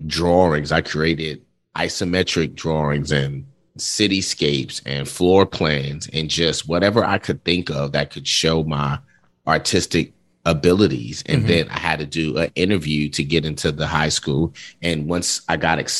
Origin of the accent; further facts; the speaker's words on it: New York City, New York, United States; moved away; I grew up in Brooklyn, New York